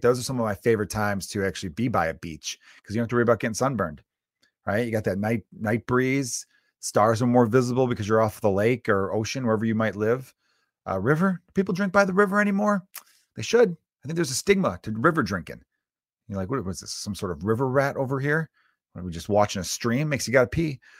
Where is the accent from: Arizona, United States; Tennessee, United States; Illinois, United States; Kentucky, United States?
Illinois, United States; Chicago; I grew up in Chicago where the weather is so horrible